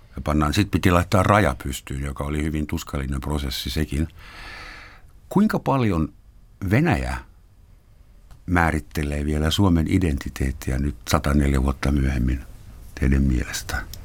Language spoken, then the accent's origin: Finnish; Finland; me tulemme Nokia-maasta